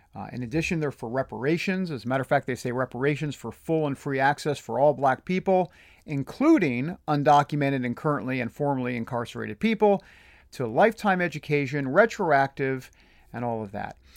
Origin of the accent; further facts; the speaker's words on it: New Jersey, New York tri-state area, United States; I'm from the New Jersey, New York, tri-state area